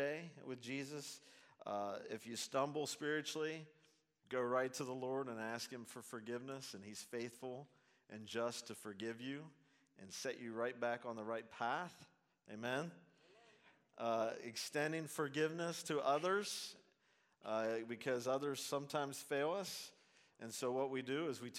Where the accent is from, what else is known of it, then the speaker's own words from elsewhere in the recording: Zanesville, Ohio, United States; also born or lived in Portsmouth, Ohio; I'm from Zanesville, Ohio.